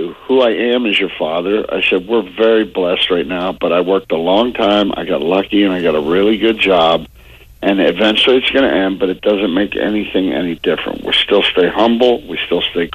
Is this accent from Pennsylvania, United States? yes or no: yes; Pittsburgh, Pennsylvania, United States; I'm from Pittsburgh